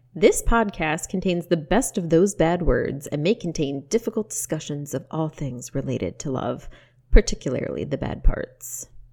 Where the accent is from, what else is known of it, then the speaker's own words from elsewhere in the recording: United States; we're African American